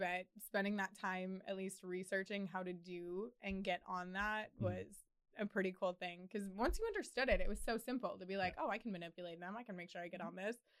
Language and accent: English; Wisconsin, United States; now in Southern California, United States; Well, I'm from Wisconsin